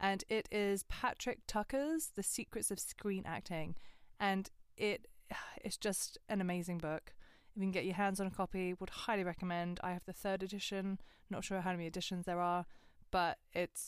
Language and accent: English; Westcliff-on-Sea, East of England, United Kingdom; also born or lived in Grays, Thurrock; I was born in Thurrock, in Grays. And then we moved to Westcliff when I was three. So I lived right next to Chalkwell Park.